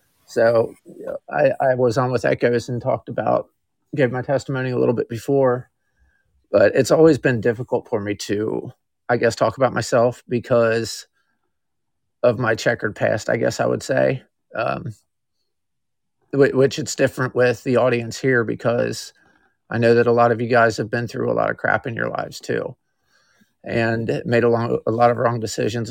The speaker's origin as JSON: {"language": "English", "region": "Kentucky", "country": "United States", "tie": "born or raised there", "said": "I was born in Kentucky, lived here my whole life."}